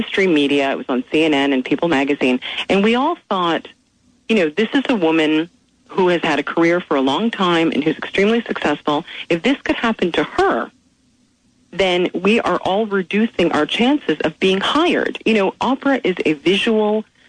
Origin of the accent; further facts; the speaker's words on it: Canada; moved away as an adult; also born or lived in Philadelphia; now in United States; I am from Canada, and which is the country I love very much